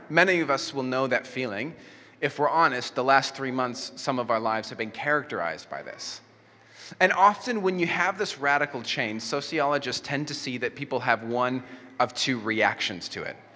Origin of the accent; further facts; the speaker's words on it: Mexico; first language Spanish; English is a second language; And I grew up in Mexico, so I knew how to speak Spanish, and I didn't know how to speak English.